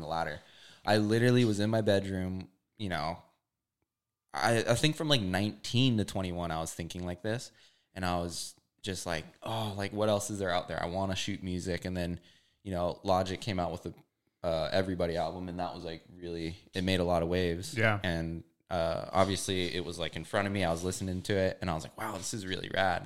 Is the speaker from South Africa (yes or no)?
no; Hawaii, United States; moved away as an adult; also born or lived in California; I'm from Hawaii